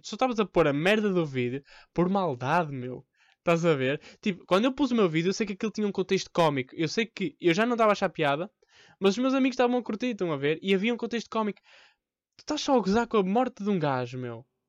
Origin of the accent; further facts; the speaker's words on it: Porto, Norte, Portugal; Eu sou do Porto há 20 anos